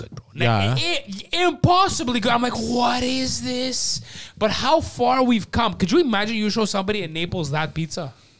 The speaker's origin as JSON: {"language": "English", "country": "Greece", "said": "I'm Greek too."}